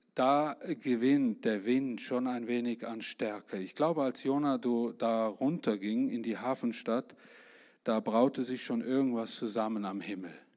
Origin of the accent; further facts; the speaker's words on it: Germany; Ich bin Deutscher